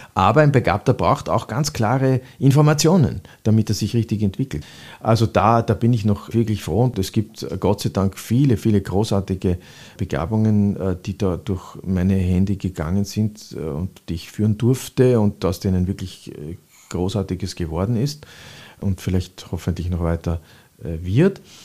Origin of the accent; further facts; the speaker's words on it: Vienna, Austria; Ich bin in der Speisinger Straße aufgewachsen